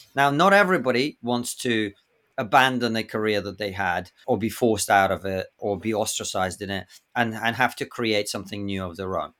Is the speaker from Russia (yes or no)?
yes; Russia; now in United Kingdom; I'm from Russia